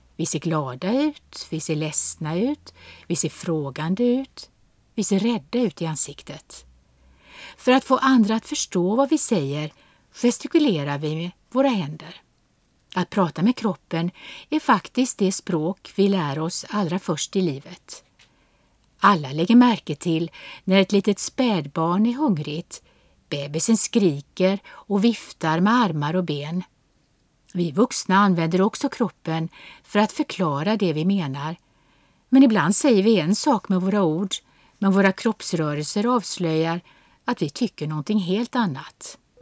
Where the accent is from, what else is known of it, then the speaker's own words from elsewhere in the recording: Sweden; Som svensk